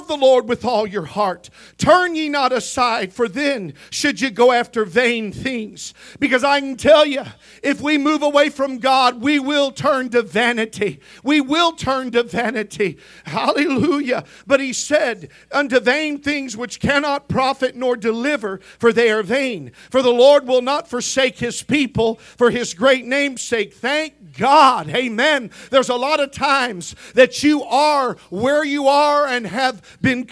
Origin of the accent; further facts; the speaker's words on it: Missouri, United States; I grew up in Missouri